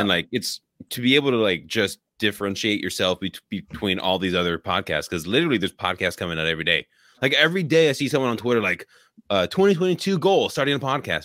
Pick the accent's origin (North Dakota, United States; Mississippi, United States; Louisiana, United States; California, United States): California, United States; Bay Area; also born or lived in Oakland; born in Oakland, grew up in the Bay Area